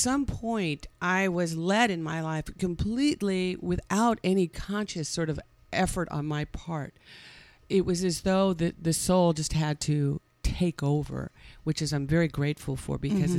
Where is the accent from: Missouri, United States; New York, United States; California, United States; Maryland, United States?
California, United States; On the peninsula, yeah. I was born in San Francisco.